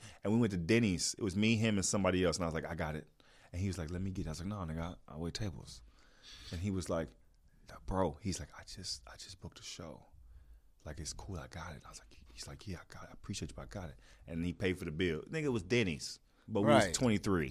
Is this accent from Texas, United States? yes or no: yes; Texas, United States; moved away as an adult; now in Los Angeles, United States; I grew up in Texas. I grew up in L.A. at 21